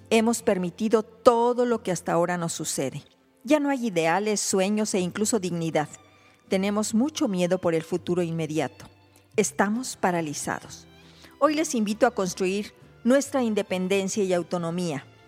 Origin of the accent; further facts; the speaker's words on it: Mexico